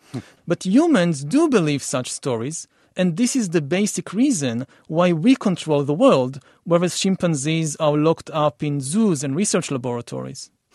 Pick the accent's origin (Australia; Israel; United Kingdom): Israel; I come from Israel for the Middle East